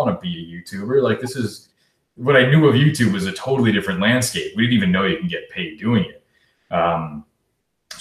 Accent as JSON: {"language": "English", "town": "Clinton", "region": "New Jersey", "country": "United States", "tie": "born or raised there", "also_born_or_lived": "New York", "moved": "as an adult", "said": "I'm from New Jersey originally, Clinton, New Jersey. Since I can, you know, 2 years old, lived there, and then went to high school there."}